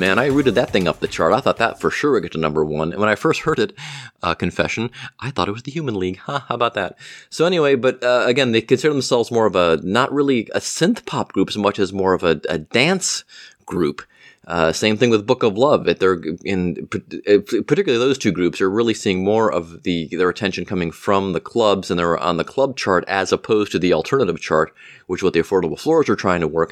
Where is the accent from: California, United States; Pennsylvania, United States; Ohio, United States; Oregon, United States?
Ohio, United States; Cleveland; my hometown of Cleveland, Ohio